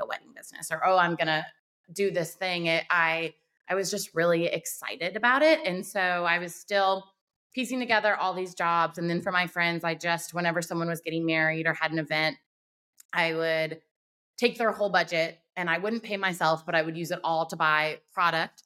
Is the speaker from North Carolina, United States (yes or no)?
yes; Wilmington, North Carolina, United States; Wilmington, North Carolina is my hometown and I love it here